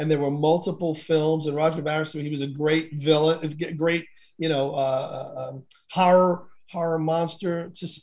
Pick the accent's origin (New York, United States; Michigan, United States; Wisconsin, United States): New York, United States; New York City; I was born in the Bronx, went to see a lot of Yankee games growing up